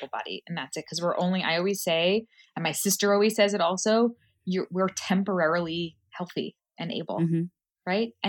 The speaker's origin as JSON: {"language": "English", "town": "New York City", "region": "New York", "country": "United States", "tie": "born or raised there", "said": "I grew up in Queens."}